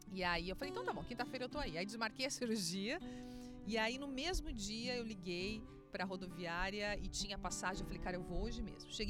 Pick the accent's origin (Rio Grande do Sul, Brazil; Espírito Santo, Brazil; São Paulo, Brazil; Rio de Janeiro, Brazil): Rio Grande do Sul, Brazil; accent: gaúcho; Agora eu tô, tô aqui no Rio Grande do Sul, tô retomando meu sotaque gaúcho.